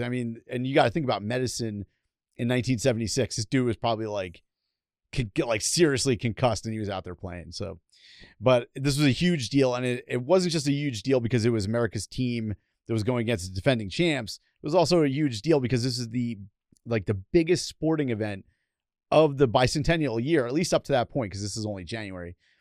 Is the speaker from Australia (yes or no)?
no; New York City, New York, United States; I'm from the Bronx